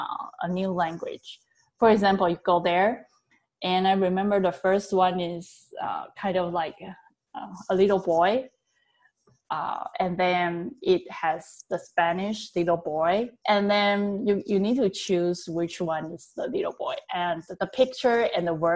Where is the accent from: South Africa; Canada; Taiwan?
Taiwan; English is a second language; now in California, United States; My background is that I learned English back in Taiwan